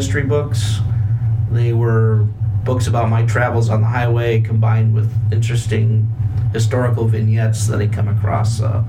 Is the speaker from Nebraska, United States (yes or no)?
yes; Nebraska, United States; moved away; I'm from Nebraska originally.